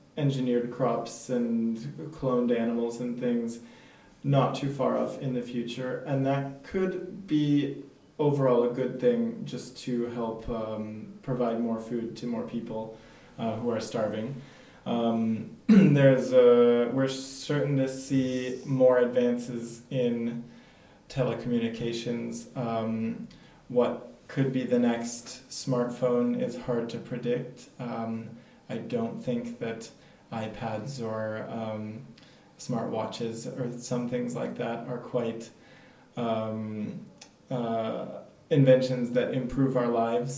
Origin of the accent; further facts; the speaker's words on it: United States; moved away as an adult; now in France; I'm American.